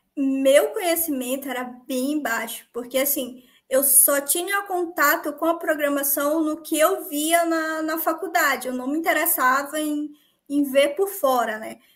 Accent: Paragominas, Pará, Brazil; Eu sou de, do Pará, uma cidadezinha chamada Paragominas.

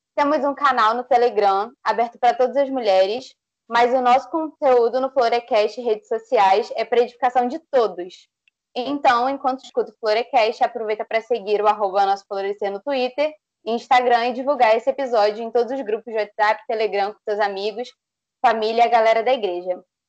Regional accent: Rio de Janeiro, Brazil; tenho 20 anos, sou do Rio de Janeiro

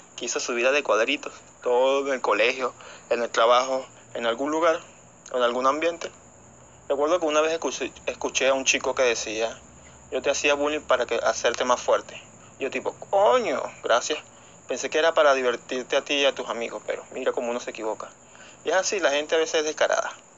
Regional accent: Venezuela; aquí en Venezuela

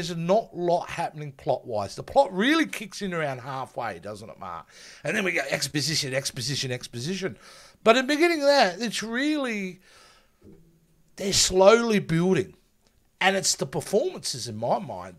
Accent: Australia; I'm an Aussie

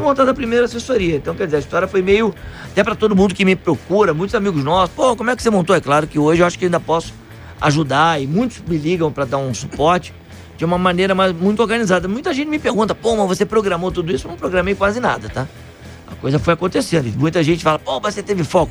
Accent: Niterói, Rio de Janeiro, Brazil; now in São Paulo, Brazil; Eu nasci em Niterói, cheguei em São Paulo aqui.

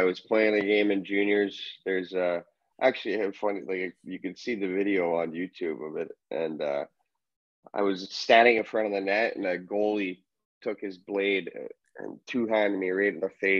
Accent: Trail, British Columbia, Canada; Born and raised, man. That's my hometown.

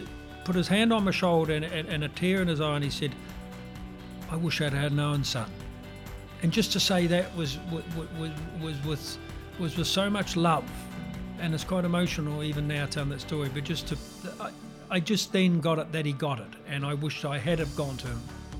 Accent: New Zealand; Because you, as a young boy growing up in New Zealand, you couldn't but be immersed in rugby.

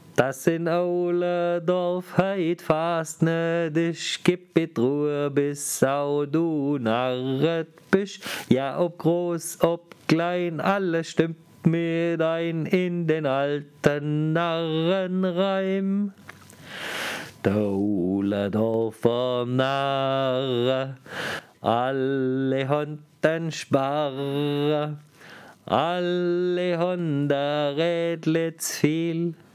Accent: Aulendorf, Baden-Württemberg, Germany; bei uns in Ohlendorf

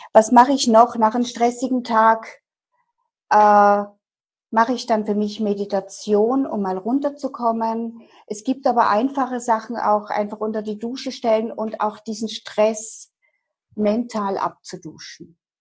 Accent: Dresden, Saxony, Germany; moved away as an adult; now in Vienna, Austria; Ich war aufgewachsen in Dresden und lebe seit 30 Jahren, mehr als die Hälfte meines Lebens in meiner Wahlheimat Österreich und in Wien

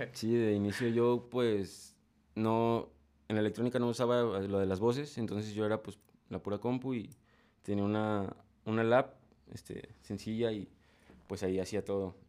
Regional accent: State of Mexico, Mexico; also born or lived in Cajititlán, Jalisco; now in Guadalajara, Mexico; yo soy de, de México, soy del Estado de México

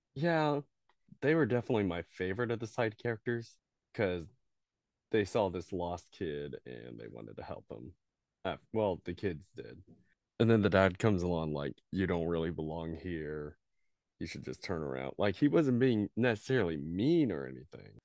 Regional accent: the Ozarks, United States; I grew up in the Ozarks

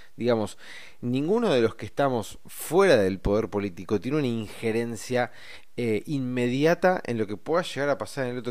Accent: Argentina; como argentinos que somos, como personas que vivimos acá

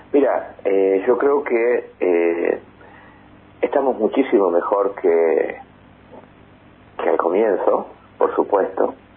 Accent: Argentina; del color que realmente somos los argentinos

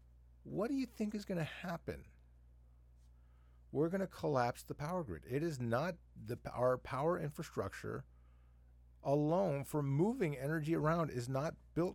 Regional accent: Arizona, United States; now in Washington, United States; I like to travel from Washington to where I grew up in Southern Arizona.

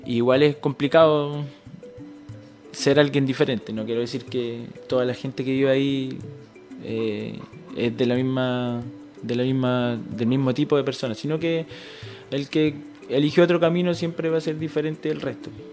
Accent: Santiago, Santiago Metropolitan Region, Chile; moved away as an adult; yo nací en Santiago, eh, en una comuna no muy buena, de, escasos recursos en realidad, donde había que, que luchar para ser alguien en la vida, en realidad. De, mis papás igual fueron parte de, este proceso en que yo me crié

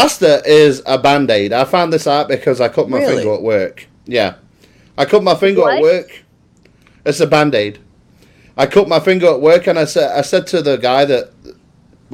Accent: United Kingdom; now in United States; I'm British

